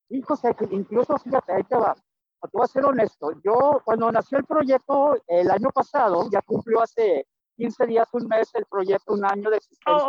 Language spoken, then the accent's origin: Spanish; Chihuahua, Mexico; also born or lived in Tijuana, Mexico; now in Monterrey, Mexico; yo soy chihuahuense, tú sabes, de corazón, nacido, criado allá